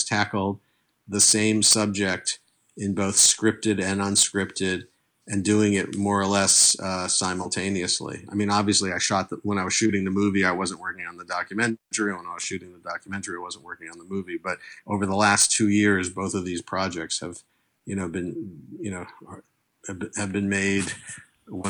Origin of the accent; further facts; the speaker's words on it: northern Westchester, New York, United States; also born or lived in Bridgeport, Connecticut / New Jersey; we ended up in northern Westchester by the time I was in first grade, which is an hour north of Manhattan, and that's where I spent my childhood